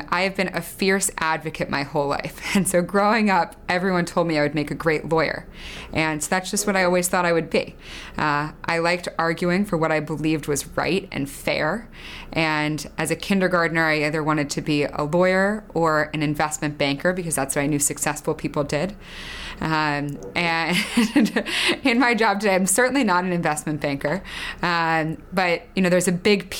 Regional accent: outside of Philadelphia, Pennsylvania, United States; I grew up outside of Philadelphia

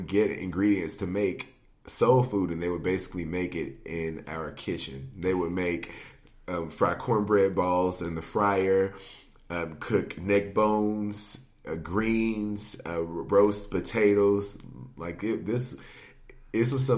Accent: Gallatin, Tennessee, United States; now in Nashville, United States; I am from Gallatin, Tennessee, originally, which is about 20 minutes north of here

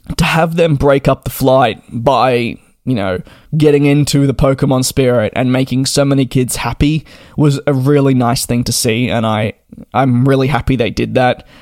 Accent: Australia; I'm Australian

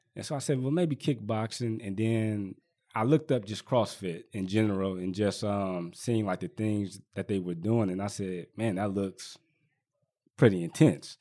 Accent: Richmond, California, United States; I was born and raised out here in Richmond

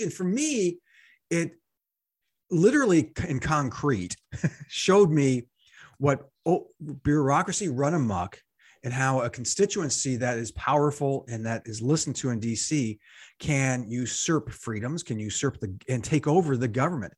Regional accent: United States; I'm an American, not so publicly educated

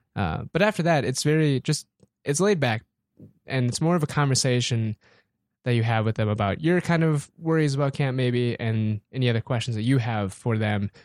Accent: Aberdeen, South Dakota, United States; born and raised Aberdeen, South Dakota

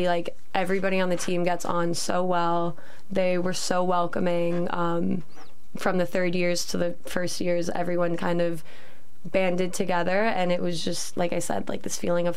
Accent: Canada; moved away as an adult; now in York, United Kingdom; I am from Canada and I'm a second year law student

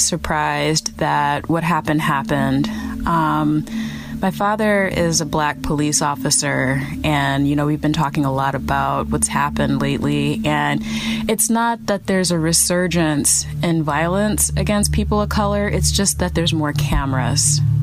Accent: Midwest, United States; I'm African American and I'm from the Midwest

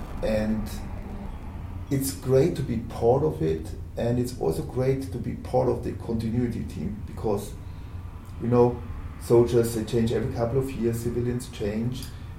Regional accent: Pfirsich, Bavaria, Germany; first language German; English is a second language; I'm born and raised in Pfirsich, Germany.

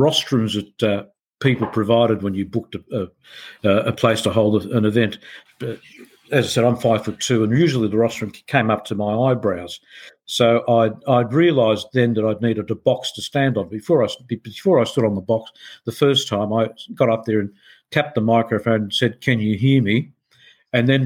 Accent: Egypt; also born or lived in Milan, Italy; now in Australia; I'm a 5'2" tall Egyptian-born Sicilian-Australian

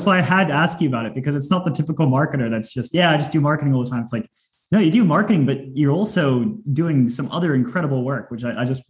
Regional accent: Australia; I'm an Aussie

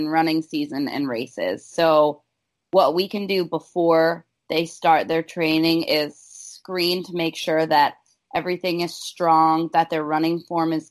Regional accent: Chicago, Illinois, United States; moved away; I'm from Chicago originally

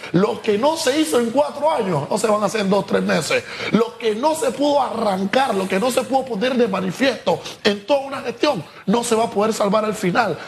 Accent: Panama; como Estado panameño

